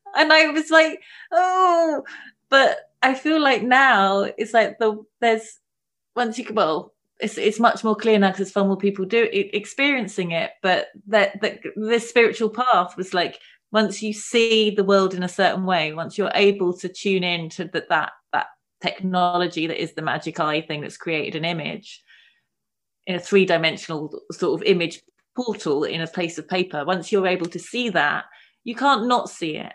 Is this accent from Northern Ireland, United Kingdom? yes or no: no; London, United Kingdom; I grew up in London.